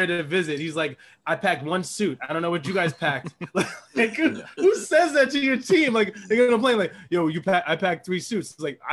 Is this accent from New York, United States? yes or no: yes; New York, United States; As a New Yorker